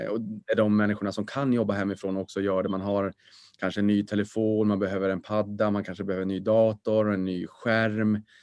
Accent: Boden, Norrbotten County, Sweden; accent: Norrland; moved away; also born or lived in Stockholm; Jag är född på BB Boden.

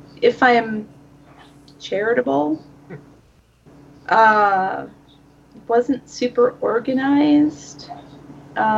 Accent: Minnesota, United States; I'm from Minnesota

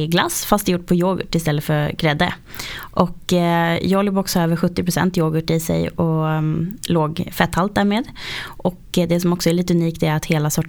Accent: outside Uppsala, Uppsala County, Sweden; Jag kommer ifrån eh, en bondgård faktiskt utanför Uppsala, ungefär tre mil där utanför.

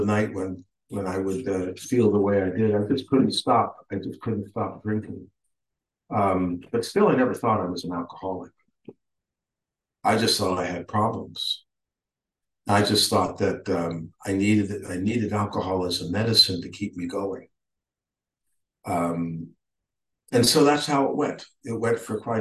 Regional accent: California, United States; also born or lived in New York; now in Austin, United States; grew up basically in California

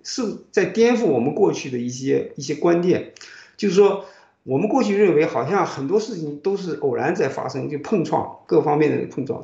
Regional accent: China; moved away as an adult; now in United States; 这一代人， 我们在国内等于是听美国之音长大的

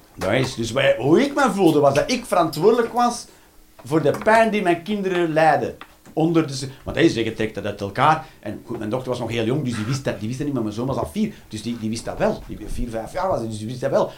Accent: Ghent, Flanders, Belgium; moved away as an adult; now in Eindhoven, Netherlands; ik ben van Gent.

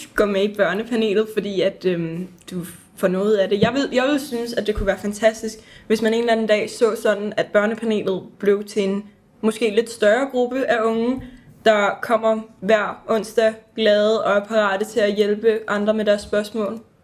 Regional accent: Vestegnen, Capital Region of Denmark, Denmark; vi er fra Vestegn

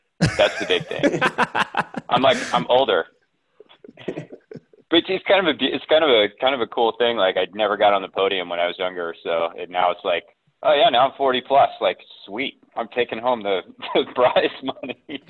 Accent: Colorado Springs, Colorado, United States; I grew up in Colorado Springs.

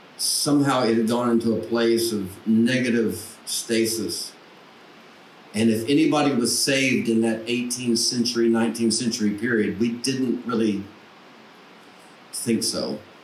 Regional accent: Paragould, Arkansas, United States; now in Nashville, United States; I grew up in Paragould

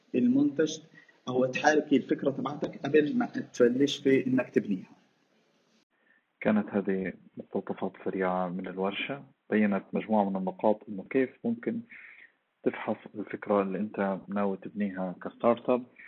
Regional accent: Gaza, Gaza Strip, Palestine; إحنا عندنا في غزة

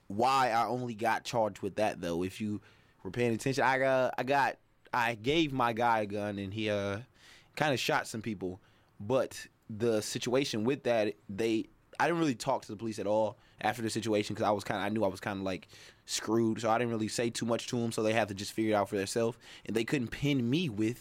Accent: Milwaukee, Wisconsin, United States; Initially, like, the Hampton area, over there by Wall Park

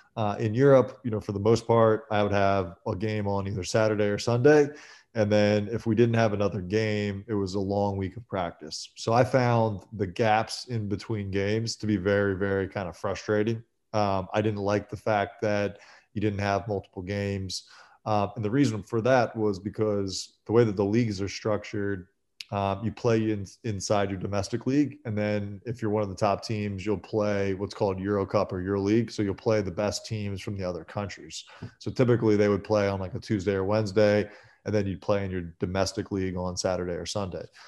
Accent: Philadelphia, Pennsylvania, United States; growing up in Philly and having gone to Kobe's high school games

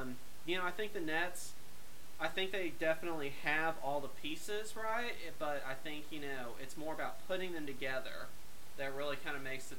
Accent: Houston, Texas, United States; my hometown Houston Rockets.

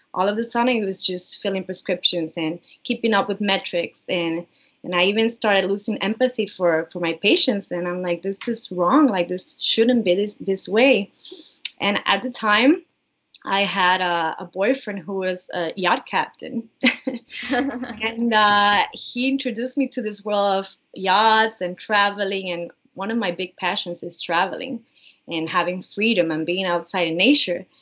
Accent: Puerto Rico; moved away as an adult; also born or lived in Miami; I was born and raised in Puerto Rico. So, I've been here in Puerto Rico for all my life

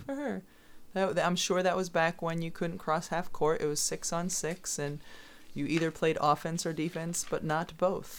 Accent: Southwick, Massachusetts, United States; the town where I grew up, Southwick, Massachusetts

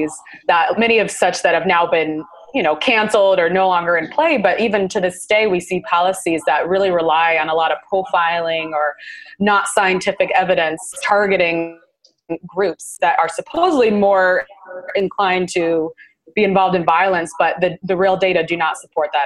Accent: Seattle, Washington, United States; moved away as an adult; now in California, United States; I'm originally from Seattle, Washington

